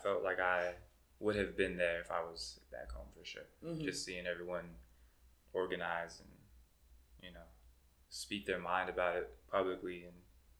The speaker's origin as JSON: {"language": "English", "region": "New Mexico", "country": "United States", "moved": "as an adult", "lives_now": "South Korea", "said": "I'm from New Mexico. Came out to Korea to teach English"}